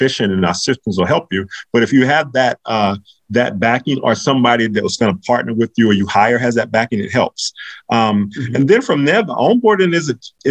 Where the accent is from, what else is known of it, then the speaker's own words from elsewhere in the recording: North Carolina, United States; also born or lived in Virginia; I'm from North Carolina and I went to school in Virginia.